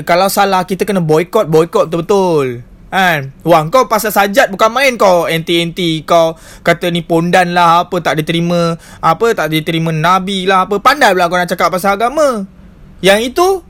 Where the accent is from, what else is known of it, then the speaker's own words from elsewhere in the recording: Malaysia; kita sebagai rakyat Malaysia